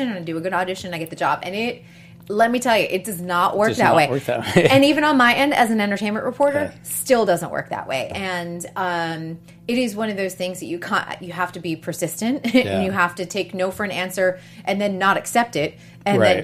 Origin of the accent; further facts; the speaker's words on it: New England, United States; now in Los Angeles, United States; I'm from New England